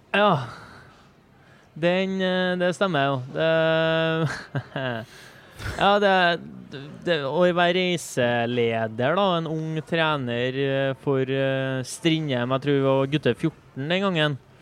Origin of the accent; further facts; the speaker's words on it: Trøndelag, Norway; vi er trøndere